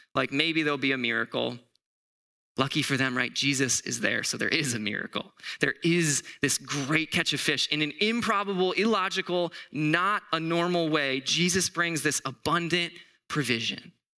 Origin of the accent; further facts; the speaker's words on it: Southwest Florida, United States; now in Arizona, United States; I'm actually from Florida. Like, I'm from Southwest Florida.